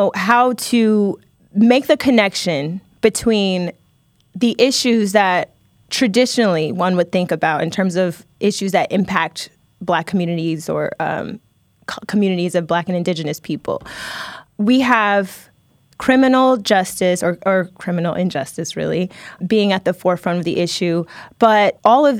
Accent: Dayton, Ohio, United States; my hometown of Dayton, Ohio

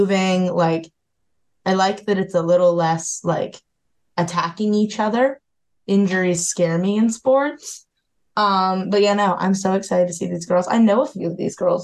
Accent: Northeast Ohio, United States; I am also from Northeast Ohio

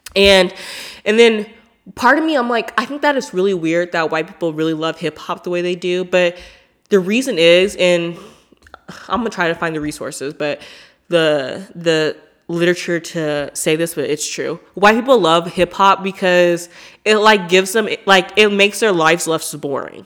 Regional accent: Portland, United States; I'm from Portland

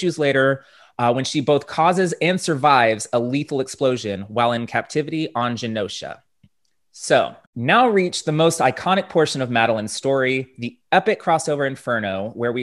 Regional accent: Dallas, Texas, United States; here in my hometown of Dallas, Texas

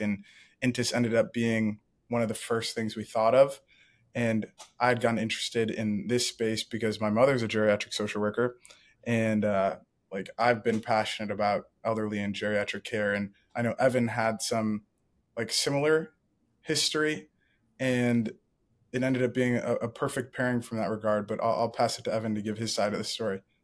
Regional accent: Ann Arbor, Michigan, United States; I grew up in Ann Arbor, Michigan

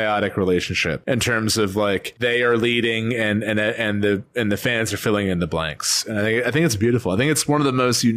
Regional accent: Chicago, Illinois, United States; I'm from Chicago

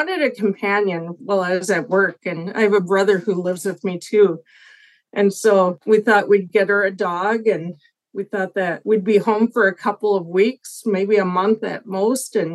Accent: St. Paul, Minnesota, United States; I grew up in St. Paul area, St. Paul, Minnesota, and I'm beaming in from Invergrove Heights

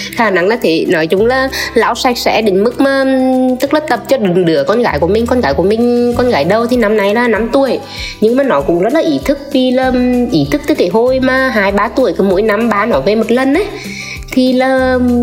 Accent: Nghệ An, Vietnam; mình đến từ Nghệ

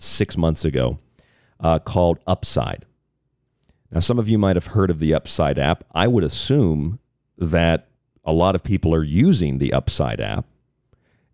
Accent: Tampa, Florida, United States; I grew up in Tampa Bay

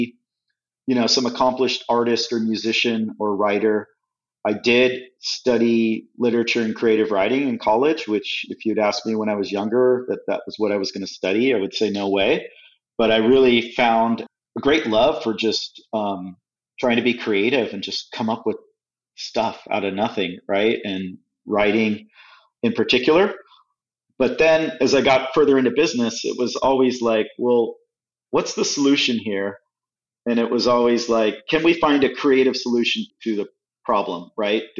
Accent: California, United States; moved away as an adult; also born or lived in Midwest / Europe; now in New Orleans, United States; I'm in the Midwest, I'm this kid from California

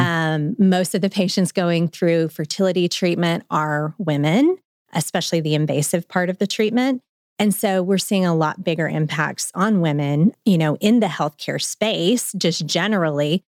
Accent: Memphis, Tennessee, United States; moved away as an adult; also born or lived in Chattanooga, Tennessee / Nashville, Tennessee; now in Northwest Arkansas, United States; I'm a Memphian. I'm from Memphis, but now I'm in Northwest Arkansan

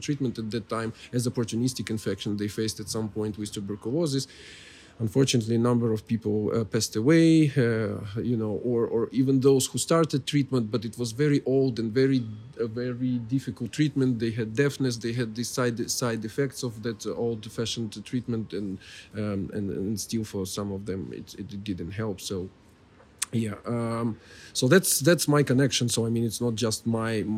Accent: Kyiv, Ukraine; I'm Kievite, so I'm from Kiev originally

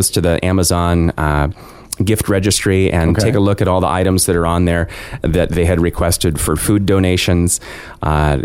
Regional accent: Juneau, Alaska, United States; I was born and raised here in Juneau

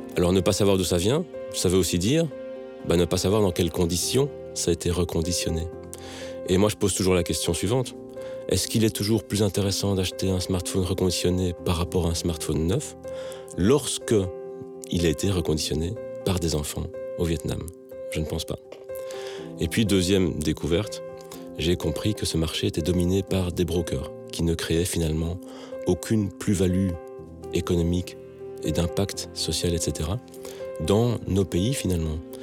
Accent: Belgium; moved away as an adult; also born or lived in Matadi, Democratic Republic of the Congo / Lubumbashi, Democratic Republic of the Congo; à mon retour en Belgique après ces dix années hein, d'expatriation

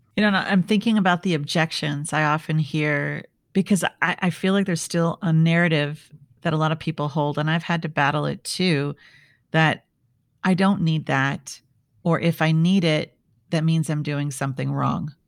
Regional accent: Midwest, United States; I grew up in the Midwest

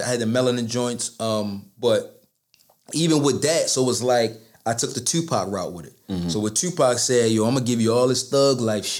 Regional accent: Baltimore, Maryland, United States; I'm technically from Northwest Baltimore. I'm from Park Heights.

